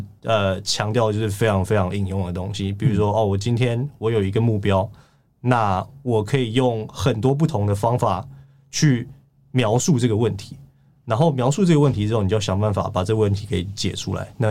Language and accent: Chinese; Taiwan; 我觉得如果是一个就是在台湾长大。然后受台湾英文教育人，我觉得我英文应该算是不错。